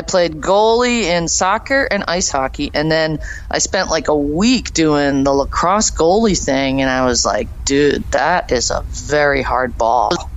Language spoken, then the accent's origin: English; suburban Boston, Massachusetts, United States; I grew up in, you know, suburban Boston